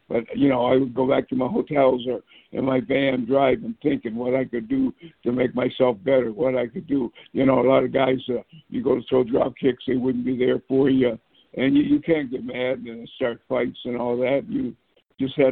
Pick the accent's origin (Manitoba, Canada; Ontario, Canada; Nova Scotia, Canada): Nova Scotia, Canada; moved away; also born or lived in Toronto; growing up in Nova Scotia, Canada, moved up to Toronto